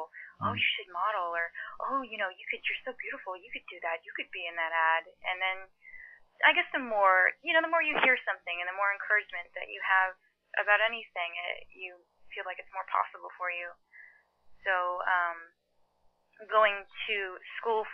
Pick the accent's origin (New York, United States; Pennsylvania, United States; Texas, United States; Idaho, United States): Texas, United States; Houston; first language Mandarin; moved away as an adult; now in Los Angeles, United States; I grew up in Houston, Texas